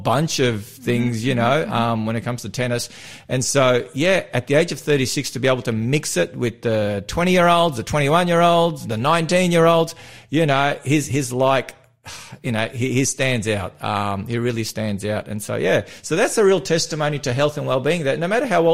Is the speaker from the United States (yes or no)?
no; North Macedonia; I'm from Macedonia